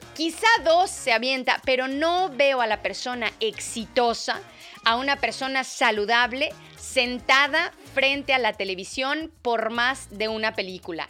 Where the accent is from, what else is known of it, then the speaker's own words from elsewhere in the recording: Mexico; now in England, United Kingdom; Nosotros en México